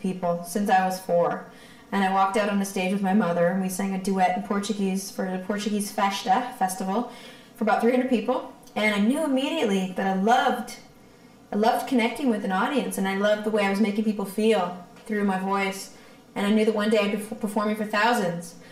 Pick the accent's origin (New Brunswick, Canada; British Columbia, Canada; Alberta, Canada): British Columbia, Canada; Victoria; moved away as an adult; also born or lived in Toronto; I'm from Victoria. So when I was done high school, because I had some music connections in Toronto, because I had some family there, I moved over there